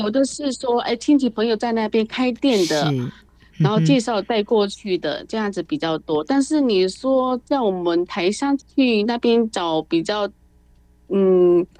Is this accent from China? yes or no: yes; China; now in Taiwan; 我觉得哈，像我们大陆那边，他现在就是很喜欢未来的东西。